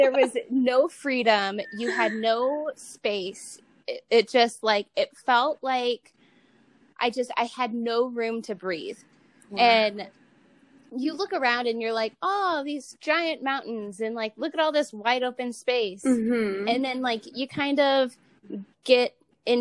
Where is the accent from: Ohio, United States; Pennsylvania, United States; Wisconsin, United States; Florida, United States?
Ohio, United States; moved away as an adult; also born or lived in Utah; now in Nevada, United States; I'm from Ohio originally.